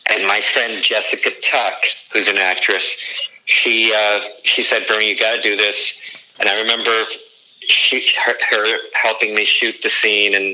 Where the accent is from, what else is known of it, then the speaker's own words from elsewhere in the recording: Detroit, Michigan, United States; also born or lived in Warsaw, Indiana; And I grew up